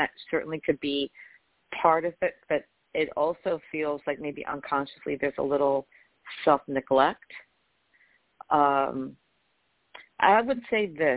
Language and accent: English; New York, United States; I'm from New York